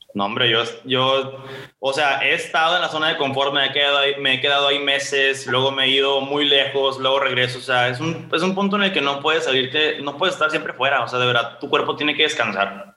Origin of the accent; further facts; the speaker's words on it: Ciudad Obregón, Sonora, Mexico; yo soy de Ciudad Obregón